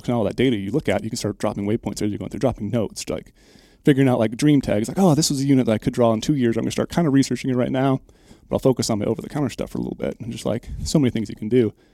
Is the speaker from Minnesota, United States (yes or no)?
yes; Minnesota, United States; moved away; I'm originally from Minnesota